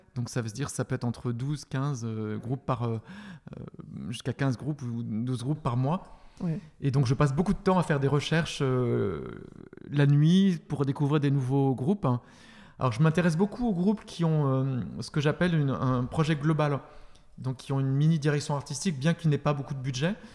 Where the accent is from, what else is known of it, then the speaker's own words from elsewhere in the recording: France; also born or lived in Paris / Berlin; je viens de France